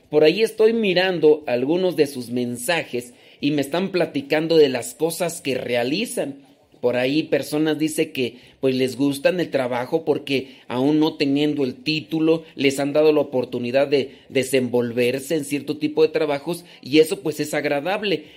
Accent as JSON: {"language": "Spanish", "town": "Los Órganos", "region": "Guanajuato", "country": "Mexico", "tie": "born or raised there", "also_born_or_lived": "Acámbaro, Guanajuato", "moved": "yes", "said": "yo no soy de Acámbaro, pero nací ahí. Eh, después me crié en Los Órganos, Guanajuato"}